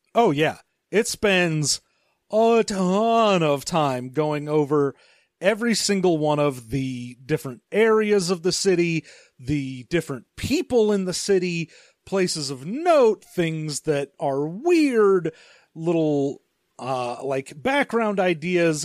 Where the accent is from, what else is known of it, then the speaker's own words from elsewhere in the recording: California, United States; as a Californian